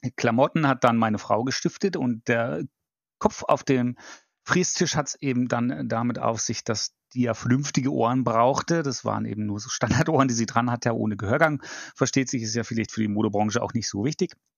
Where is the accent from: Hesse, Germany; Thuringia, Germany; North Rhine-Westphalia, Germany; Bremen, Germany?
Bremen, Germany; Bremerhaven; moved away as an adult; also born or lived in Baden-Württemberg / Frankfurt; now in Düsseldorf, Germany; komme gebürtig aus Norddeutschland, dem wunderbaren Bremerhaven. Bin dort auch aufgewachsen